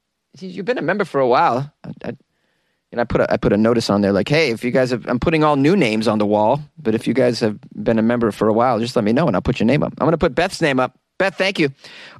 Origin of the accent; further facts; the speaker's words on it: Florida, United States; No, man, I'm from Florida.